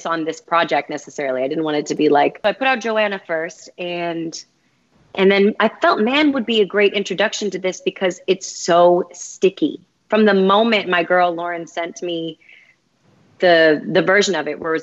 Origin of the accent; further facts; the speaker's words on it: Boston, Massachusetts, United States; if I wasn't from Boston